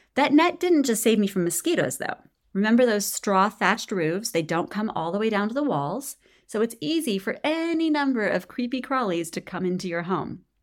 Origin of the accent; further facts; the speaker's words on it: United States; also born or lived in Nicaragua; not only as an American